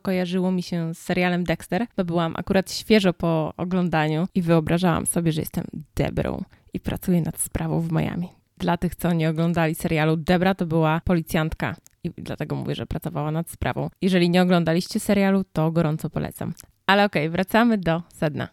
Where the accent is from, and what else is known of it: Poland; moved away as an adult; now in United States